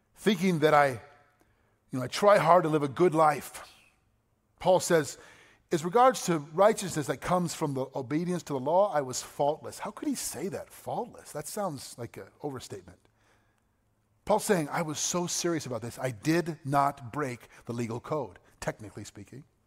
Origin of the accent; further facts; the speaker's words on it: United States; I'm an American. Proud to be an American.